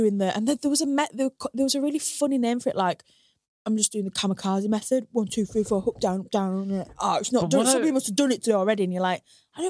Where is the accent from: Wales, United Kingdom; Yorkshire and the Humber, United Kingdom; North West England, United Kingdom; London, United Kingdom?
Yorkshire and the Humber, United Kingdom; Hull; obviously I grew up in Hull, but all the people that I went to school with that grew up in Hornsey, they like think they could game the system